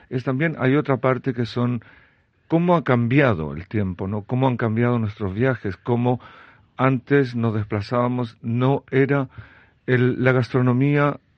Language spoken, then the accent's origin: Spanish; Belgium; also born or lived in Chile; Soy de Bélgica, nací en Chile. Soy de Bélgica